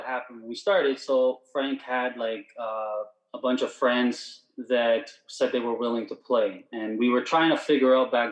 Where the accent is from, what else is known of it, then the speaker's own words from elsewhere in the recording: Vaughan, Ontario, Canada; So we're from Toronto, Ontario, Canada, Vaughan, smaller, subpart